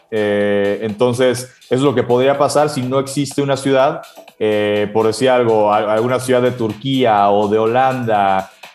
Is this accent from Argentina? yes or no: no; Mexico; nosotros como mexicanos